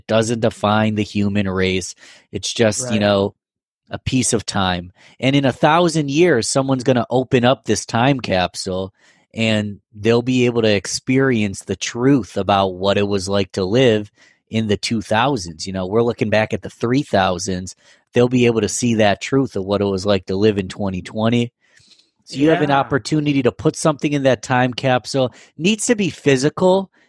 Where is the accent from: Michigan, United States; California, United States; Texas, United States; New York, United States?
New York, United States; Rochester; I'm from Rochester, born and raised, but so much respect for Buffalo, you know?